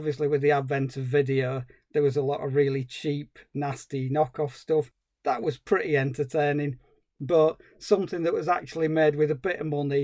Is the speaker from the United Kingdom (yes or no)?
yes; Yorkshire and the Humber, United Kingdom; As a Yorkshireman